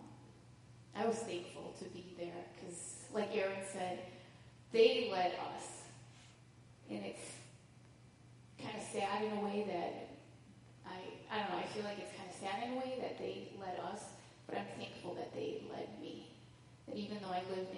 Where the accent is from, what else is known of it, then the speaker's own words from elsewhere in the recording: United States; God brought them all to the U.S., and I was born here